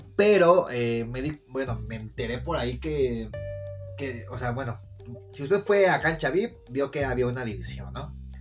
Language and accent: Spanish; Mexico City, Mexico; de cómo hablo, lo cual si hablo de la verga, pues nací en Iztapalapa